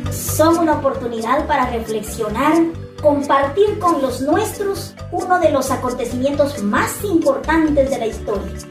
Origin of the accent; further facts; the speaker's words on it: Guatemala; aunque sabemos que nosotros como guatemaltecos esa parte nos cuesta muchísimo porque nos, nos, no, nos gusta ese contacto, ese, ese abrazo, ese contacto, ese calorcito humano.